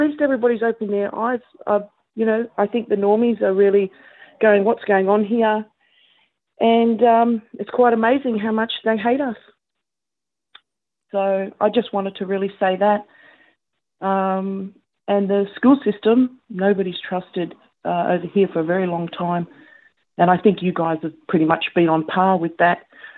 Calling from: Canberra, Australian Capital Territory, Australia; I'm calling from Canberra in Australia.

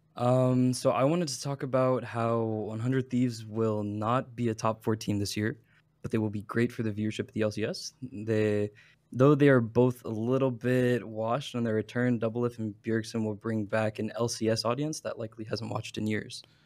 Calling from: Dallas, Texas, United States; I'm calling from good old Dallas, Texas.

